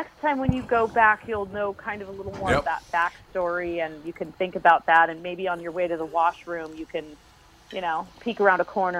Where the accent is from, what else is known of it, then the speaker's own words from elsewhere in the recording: West Coast, United States; I came from the West Coast, and everything, every square inch of my city was developed.